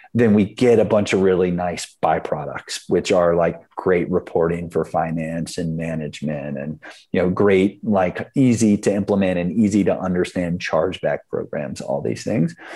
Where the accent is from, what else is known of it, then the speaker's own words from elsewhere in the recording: South Carolina, United States; moved away as an adult; now in San Francisco, United States; I grew up in South Carolina